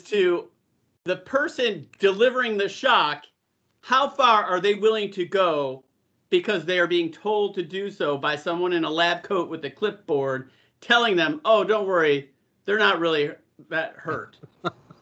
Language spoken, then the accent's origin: English; California, United States; I had California plates, you know, on my vehicle. So I'm like, I'm from California.